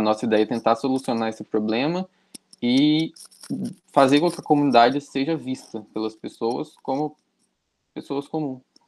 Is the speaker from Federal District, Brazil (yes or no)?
no; Juiz de Fora, Minas Gerais, Brazil; eu sou daqui de Juiz de Fora, Minas Gerais